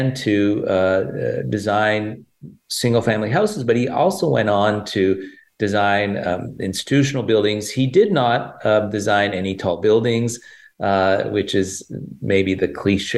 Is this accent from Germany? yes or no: no; Toronto, Ontario, Canada; also born or lived in Italy / Cambridge, Massachusetts / Houston; now in Chicago, United States; I was born in Toronto, Canada, and Italian parents